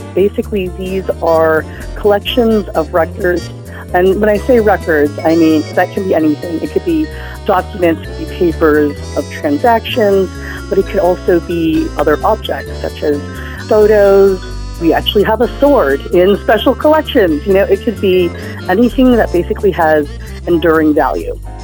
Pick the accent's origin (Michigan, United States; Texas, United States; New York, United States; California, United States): Texas, United States; Houston; to be back in Houston, which is uh, my hometown